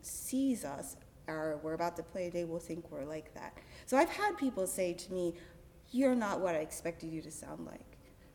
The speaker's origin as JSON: {"language": "English", "town": "Cleveland", "region": "Ohio", "country": "United States", "said": "And I continue to say Cleveland, Ohio, because I am not going to play that game."}